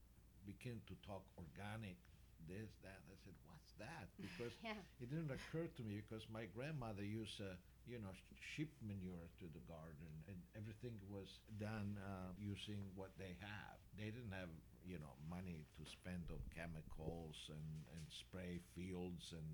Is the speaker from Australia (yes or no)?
no; Sicily, Italy; English is a second language; moved away as an adult; also born or lived in Switzerland; now in San Francisco, United States; I immigrated from Sicily to Switzerland when I was 18